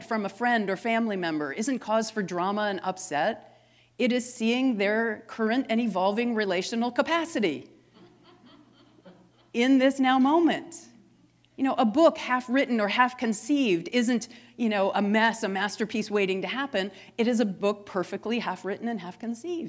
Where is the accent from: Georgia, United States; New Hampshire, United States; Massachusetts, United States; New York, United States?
Massachusetts, United States; I'm from Massachusetts